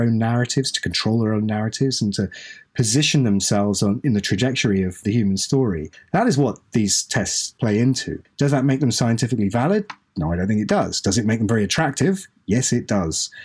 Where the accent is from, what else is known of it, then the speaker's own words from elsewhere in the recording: East Anglia, East of England, United Kingdom; I'm, I'm British. I was born in East Anglia.